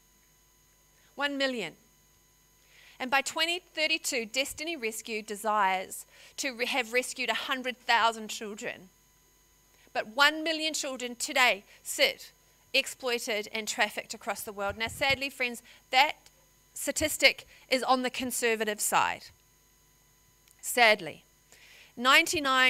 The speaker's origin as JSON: {"language": "English", "country": "New Zealand", "moved": "as an adult", "lives_now": "Australia", "said": "I'm a New Zealander"}